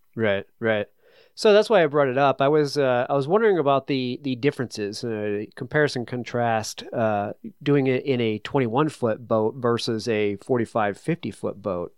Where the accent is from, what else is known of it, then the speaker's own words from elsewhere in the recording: New England, United States; I'm from New England